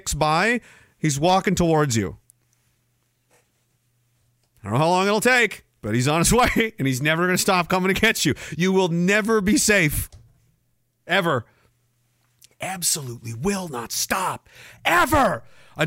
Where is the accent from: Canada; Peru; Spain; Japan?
Canada; I'm Canadian